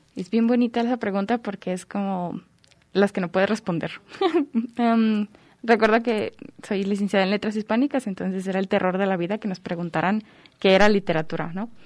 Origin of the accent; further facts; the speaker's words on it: Tepatitlán de Morelos, Jalisco, Mexico; yo nací en Tepatitlán de Morelos, Jalisco, como a una hora de aquí más o menos